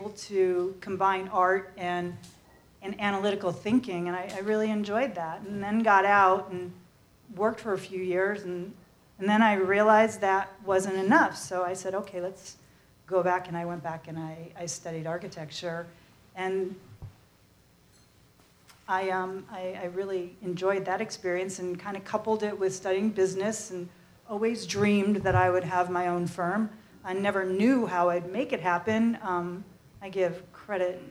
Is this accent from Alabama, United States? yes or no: no; Massachusetts, United States; we grew up in Massachusetts in a small rural New England community